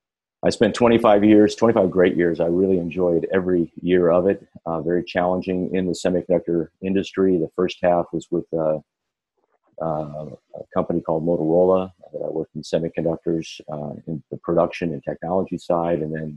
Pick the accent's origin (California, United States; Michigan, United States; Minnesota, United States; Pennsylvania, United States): Michigan, United States; Ann Arbor; born there; So I actually born in Ann Arbor, Michigan, but lived all over the country.